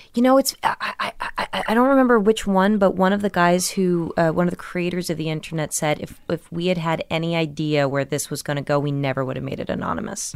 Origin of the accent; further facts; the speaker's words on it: Millburn, New Jersey, United States; also born or lived in Brooklyn, New York; I was born in Brooklyn but raised in New Jersey